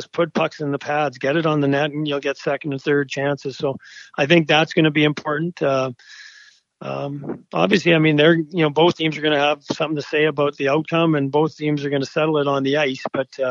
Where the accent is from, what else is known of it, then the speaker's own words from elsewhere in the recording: Edmonton, Alberta, Canada; I grew up in Edmonton.